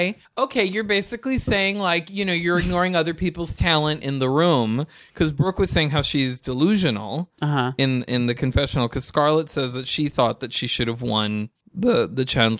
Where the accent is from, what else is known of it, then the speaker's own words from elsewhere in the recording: New York, United States; I grew up in New York.